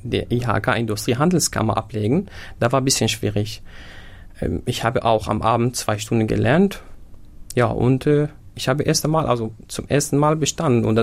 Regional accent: Syria; German is a second language; moved away as an adult; now in Germany; Äh, geboren bin ich in Syrien. Gekommen bin ich nach Deutschland seit sieben Jahren. Ich habe mein Abitur in Syrien gemacht im Jahr 2014.

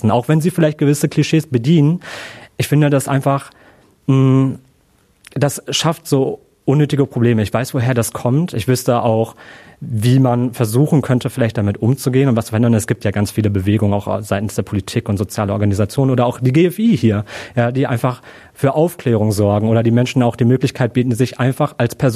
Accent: Germany; ja, ich bin Deutscher, ich habe einen deutschen Pass.

